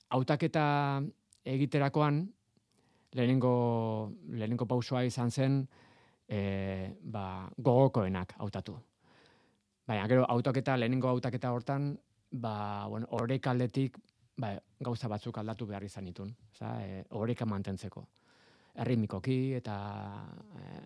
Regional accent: San Sebastián, Basque Country, Spain; ni donostiarra naiz

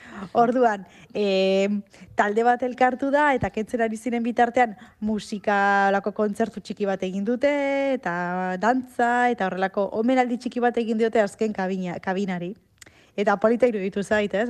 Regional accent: Arrasate, Basque Country, Spain; arrasateko arbolapetan bat zegoen kabina bat mitikoa, eta bo, hor zenbat bat aliz jolastu dugun

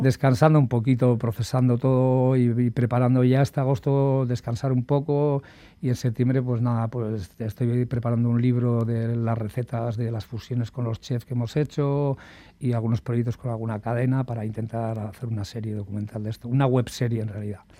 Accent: Basque Country, Spain; como buen vasco

